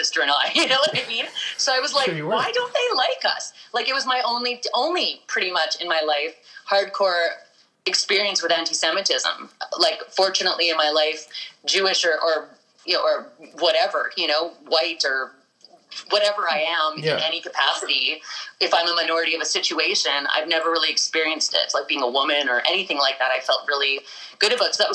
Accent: Winnipeg, Manitoba, Canada; Born and raised here

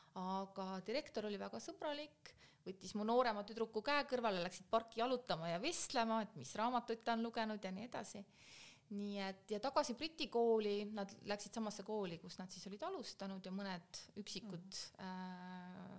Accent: Keila, Harju County, Estonia; moved away as an adult; also born or lived in Belgium / Kazakhstan; ma olen sündinud Keilas, seal õppinud

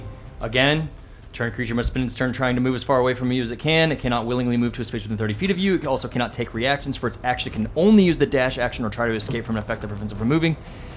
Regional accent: the South, United States; accent: southern; I was going to blame my southern accent, but that shit's long gone.

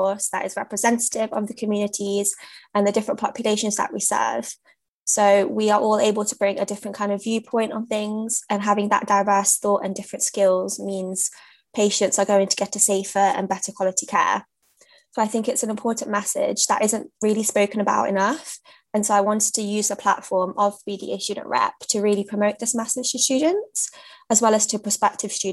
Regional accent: Leicester, East Midlands, United Kingdom; moved away; also born or lived in London; I'm a British South Asian, born and raised in Leicester

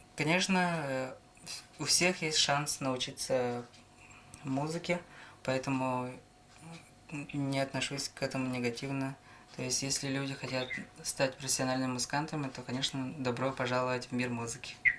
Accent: Namtsy, Sakha Republic, Russia; born or raised there; also born or lived in Khomustakh

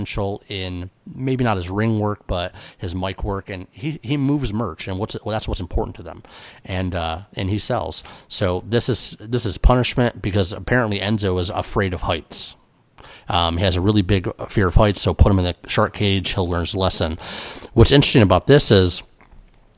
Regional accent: New York, United States; I'm from New York

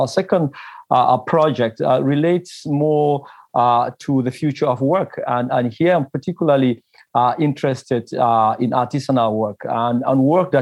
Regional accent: Bafut, Northwest Region, Cameroon; I come from Cameroon, from a place called Bafut in the Cameroon grass fields.

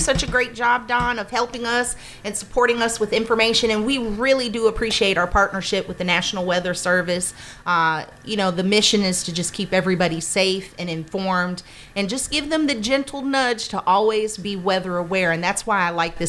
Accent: Florida, United States; growing up in Florida

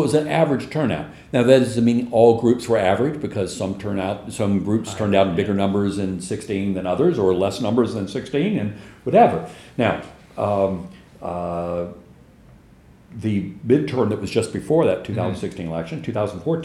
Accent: Shreveport, Louisiana, United States; moved away; my hometown in Shreveport, Louisiana

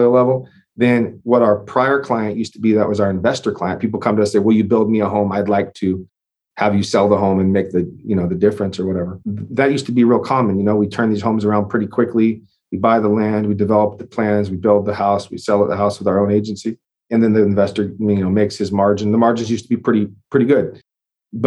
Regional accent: the Northwest, Pacific Northwest, United States; now in Texas, United States; I'm from the Northwest originally as well

